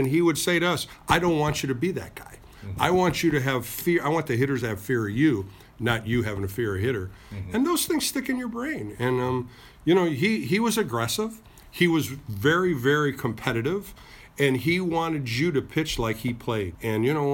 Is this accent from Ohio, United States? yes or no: yes; Ohio, United States; I knew Frank growing up in Ohio